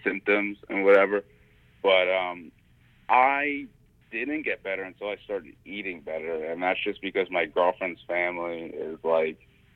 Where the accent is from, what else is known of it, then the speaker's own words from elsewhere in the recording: New York City, New York, United States; growing up in Staten Island